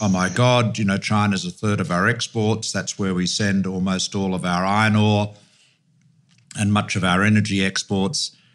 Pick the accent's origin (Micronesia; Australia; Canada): Australia; I just say this as an Australian